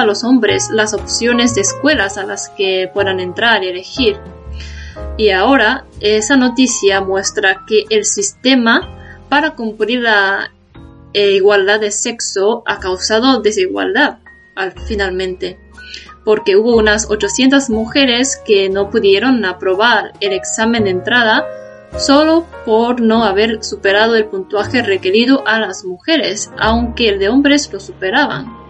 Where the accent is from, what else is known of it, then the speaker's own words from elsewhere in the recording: Japan; Spanish is a second language; Soy japonesa